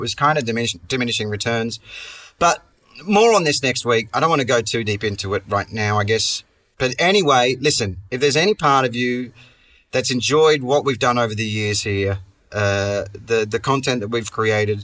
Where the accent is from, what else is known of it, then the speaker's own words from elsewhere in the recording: Perth, Western Australia, Australia; accent: Aussie; moved away; my hometown of Perth